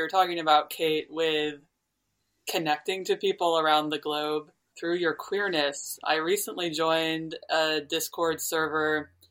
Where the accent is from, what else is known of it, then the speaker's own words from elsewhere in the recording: New York, United States; I grew up in New York